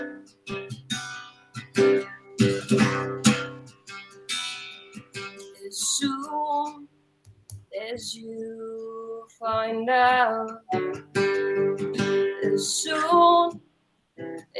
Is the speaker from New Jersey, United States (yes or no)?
no; Clarksburg, West Virginia, United States; I grew up in the Clarksburg Bridgeport area